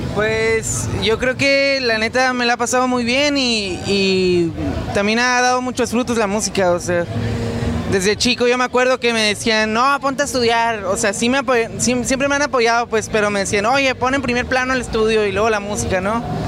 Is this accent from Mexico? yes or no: yes; Mexico; nos la rifemos como mexicanos